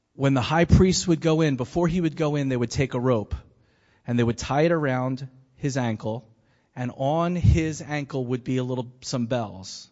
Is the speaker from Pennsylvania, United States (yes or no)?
yes; Philadelphia, Pennsylvania, United States; I'm from Philly